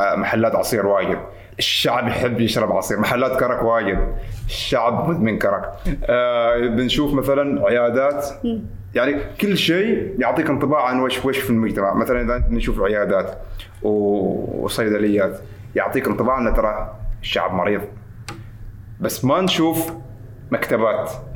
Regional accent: Oman; معنا في عمان

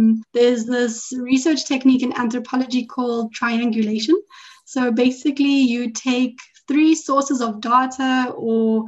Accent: Johannesburg, Gauteng, South Africa; also born or lived in Durban, KwaZulu-Natal; now in Cape Town, South Africa; I was really born in Durban, KwaZulu-Natal, but I didn't grow up there. I grew up in Johannesburg.

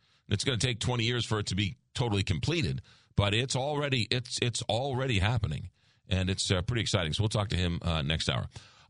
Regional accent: Long Island, New York, United States; now in St. Louis, United States; I'm from Long Island, so there's a little bit of that Long Island connection, that Long Island-St. Louis connection, right?

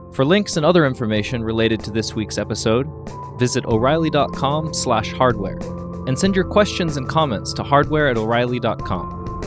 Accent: Colorado, United States; I'm from Colorado, which is, like, kind of in the West

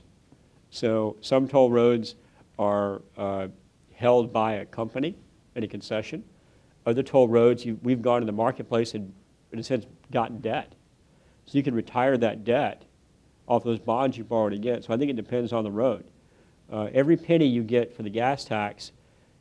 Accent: West Texas, United States; I grew up in West Texas

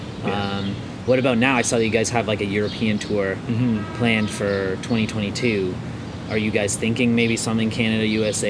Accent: Ireland; I mean, I'm Irish, so maybe that's why too, but I got that … vibe right away.

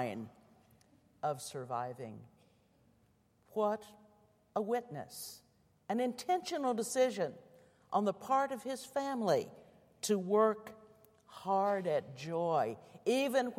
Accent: Muskogee, Oklahoma, United States; my hometown of Muskogee, Oklahoma

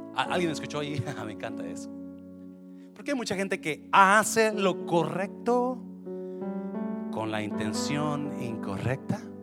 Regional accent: Mexico; moved away; also born or lived in Oak Cliff, Dallas, Texas; los mexicanos pensamos

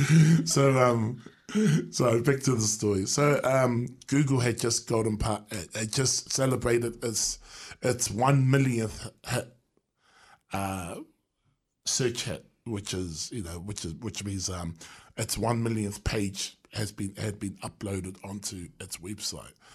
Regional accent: Wellington, New Zealand; born and bred in Newtown

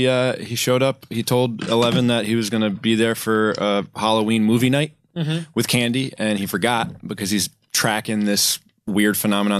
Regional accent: England, United Kingdom; born there; No, I was born in England, so I'll reserve

